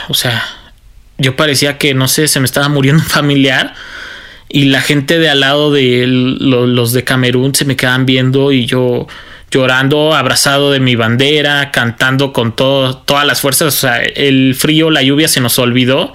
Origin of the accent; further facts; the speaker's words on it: Mexico; todos somos mexicanos